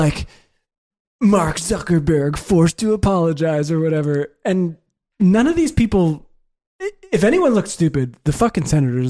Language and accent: English; Singapore; also born or lived in Beijing, China; I'm Singaporean.